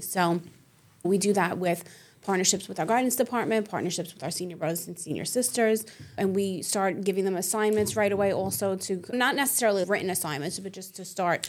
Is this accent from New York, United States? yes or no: yes; New York City, New York, United States; I'm born and raised in Staten Island